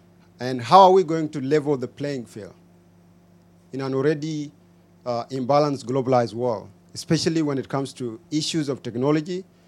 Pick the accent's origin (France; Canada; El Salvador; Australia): Canada; Toronto, Ontario; I'm from Toronto